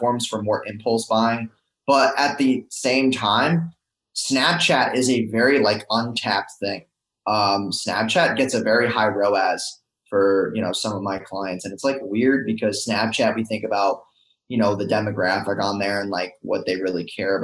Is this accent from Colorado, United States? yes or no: no; New York, United States; moved away as an adult; also born or lived in Orlando, Florida; now in Tampa, United States; I'm originally from New York